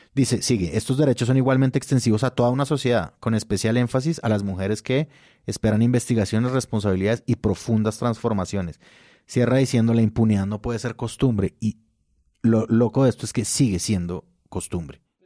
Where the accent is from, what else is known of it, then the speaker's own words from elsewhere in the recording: Tolima, Colombia; nosotros los tolimenses, de mi tierra